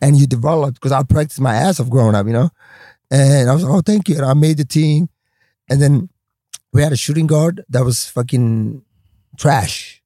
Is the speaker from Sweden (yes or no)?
yes; Stockholm, Stockholm County, Sweden; English is a second language; moved away as an adult; also born or lived in Somalia / Washington / Los Angeles; that's how we grew up in Stockholm, Sweden